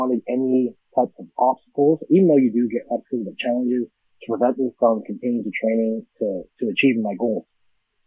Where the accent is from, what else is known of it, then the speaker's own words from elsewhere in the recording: Edmonton, Alberta, Canada; I'm born and raised in Edmonton, Alberta